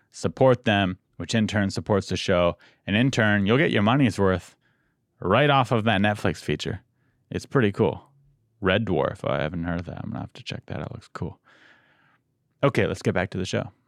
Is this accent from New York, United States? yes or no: no; San Diego, California, United States; moved away as an adult; also born or lived in Santa Cruz; now in Los Angeles, United States; I'm from San Diego